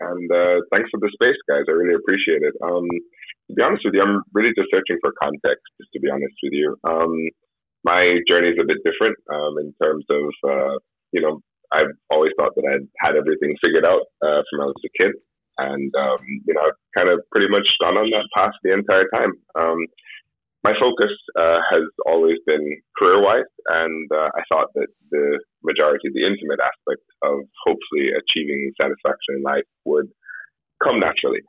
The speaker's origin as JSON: {"language": "English", "country": "Jamaica", "said": "I'm Jamaican, but British parentage"}